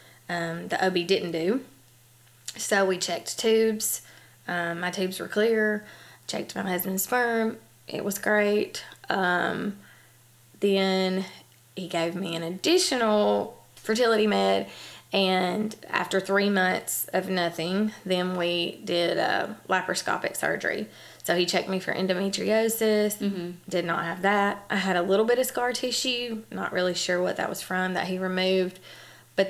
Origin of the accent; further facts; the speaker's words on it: Huntsville, Alabama, United States; I was born and raised here in Huntsville, Alabama.